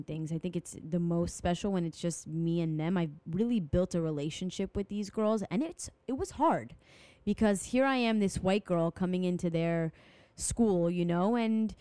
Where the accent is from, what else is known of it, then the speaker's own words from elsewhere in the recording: France; I'm from France